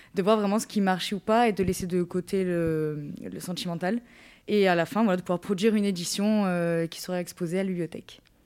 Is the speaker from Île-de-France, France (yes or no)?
no; Rognac, Provence-Alpes-Côte d'Azur, France; also born or lived in Marseille; quand je suis rentrée chez moi à Rognac